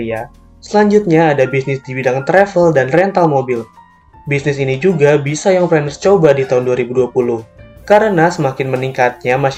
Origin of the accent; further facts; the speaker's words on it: Bandung, West Java, Indonesia; Aku jadi bingung padahal aku orang Bandung bukan orang Jakarta.